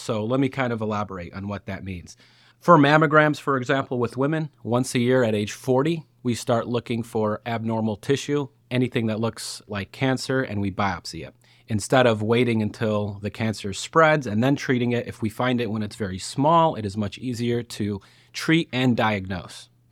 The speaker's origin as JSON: {"language": "English", "town": "Lockport", "region": "Illinois", "country": "United States", "said": "I'm actually from Lockport, Illinois"}